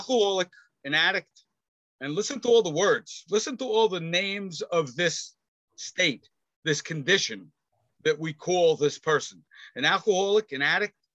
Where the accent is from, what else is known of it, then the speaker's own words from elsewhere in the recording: New York City, New York, United States; I grew up in Queens